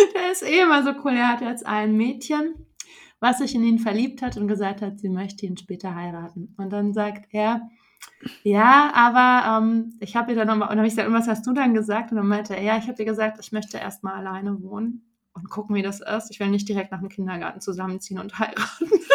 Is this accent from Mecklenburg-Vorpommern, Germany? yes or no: no; Frankfurt, Hesse, Germany; moved away; ich komme ja aus Frankfurt